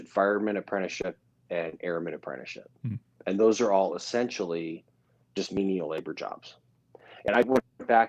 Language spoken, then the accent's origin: English; Minneapolis, Minnesota, United States; I was born in Minnesota, mm-hmm. and in Minneapolis, and then my folks were divorced really before I knew they were married